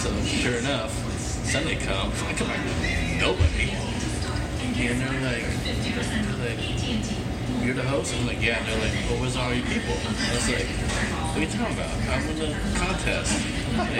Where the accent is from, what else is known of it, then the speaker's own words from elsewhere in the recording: Kansas, United States; moved away; I grew up in Kansas